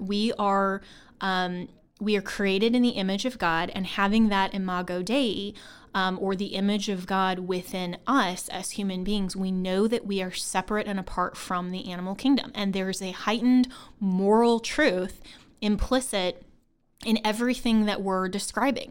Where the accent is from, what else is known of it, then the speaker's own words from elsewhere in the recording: Longmont, Colorado, United States; I grew up in Longmont, Colorado, which is actually in Boulder County